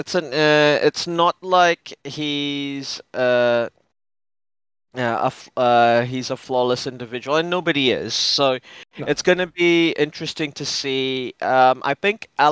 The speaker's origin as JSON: {"language": "English", "country": "New Zealand", "said": "I'm a New Zealander"}